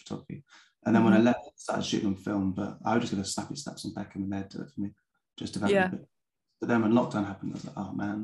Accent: Bath, South West England, United Kingdom; moved away as an adult; also born or lived in Peckham, London; now in London, United Kingdom; I grew up in Bath in England

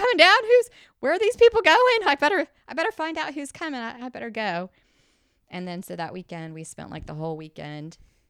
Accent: Indianapolis, Indiana, United States; because he lived in Evansville and I grew up in Indianapolis.

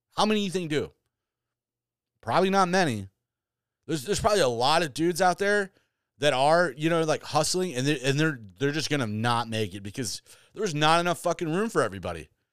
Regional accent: Michigan, United States; now in New York, United States; went back to my home state or where I grew up

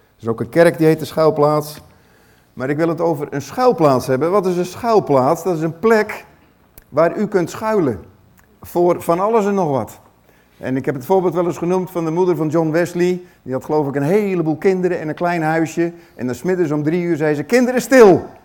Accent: Netherlands; ons als Nederlanders

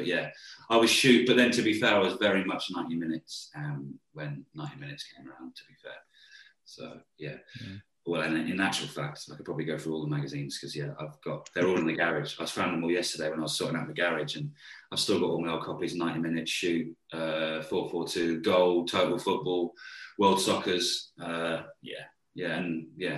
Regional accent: Yeovil, South West England, United Kingdom; I was born and bred in Yeovil in Somerset, sleepy Somerset

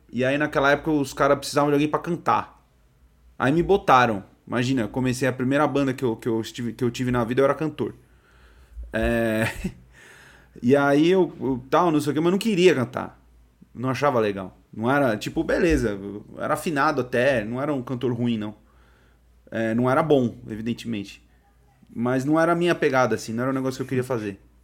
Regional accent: São Paulo, Brazil; eu sou de São Paulo, né? Sou da Zona Norte aqui de São Paulo. Eu morei a maior parte da minha vida num, num bairro aqui que chama Tremembé.

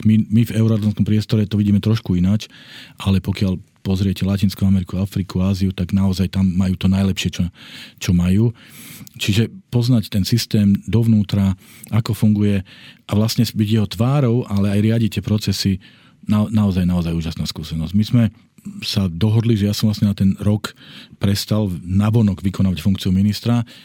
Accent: Slovakia; doma na Slovensku

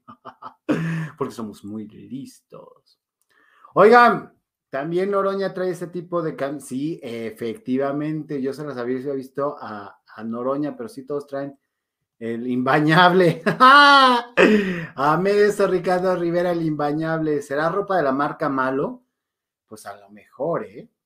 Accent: Mexico; como buen mexicano

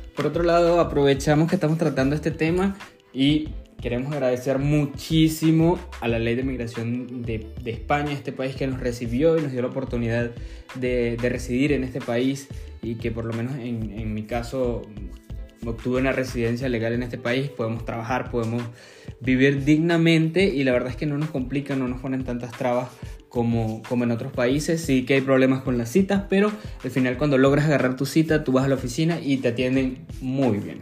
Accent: Venezuela; los venezolanos buscamos

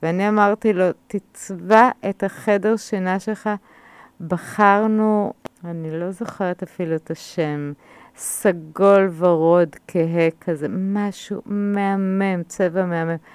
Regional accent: Israel; אני גדלתי בקיבוץ

